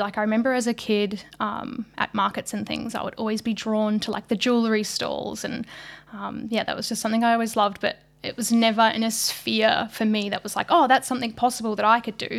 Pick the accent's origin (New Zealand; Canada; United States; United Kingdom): New Zealand; moved away as an adult; now in Australia; I'm originally from New Zealand. Um, I was brought up in very, very small country town